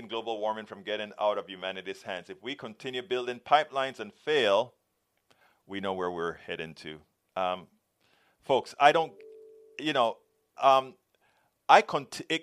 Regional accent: Panama; we are from Panama

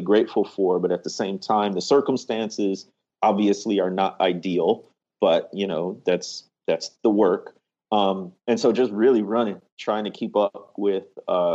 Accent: Chicago, Illinois, United States; moved away as an adult; now in Mississippi, United States; growing up in the Chicagoland area.

